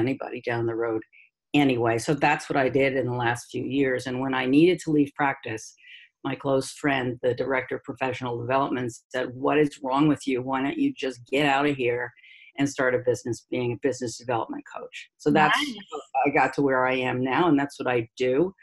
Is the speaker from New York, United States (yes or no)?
yes; New York City, New York, United States; moved away as an adult; now in Cambridge, United States; I'm from New York City